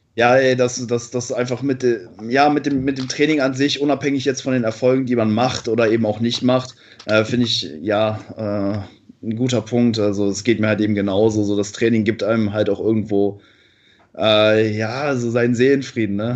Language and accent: German; Cologne, North Rhine-Westphalia, Germany; ich komme aus Köln